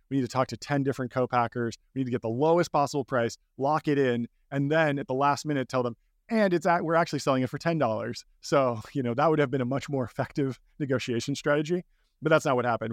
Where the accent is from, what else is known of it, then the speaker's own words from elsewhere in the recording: Pasadena, California, United States; I grew up in Pasadena, California, basically right outside Los Angeles